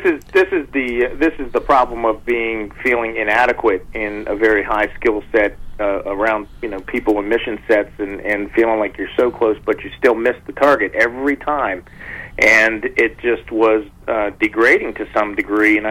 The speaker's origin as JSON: {"language": "English", "town": "Washington", "region": "District of Columbia", "country": "United States", "tie": "born or raised there", "said": "Washington, D.C., my hometown"}